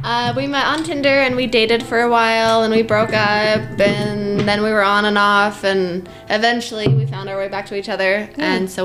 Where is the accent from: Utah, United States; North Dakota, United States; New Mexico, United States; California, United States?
Utah, United States; moved away as an adult; now in Idaho, United States; I grew up in Utah. We recently just moved to Idaho.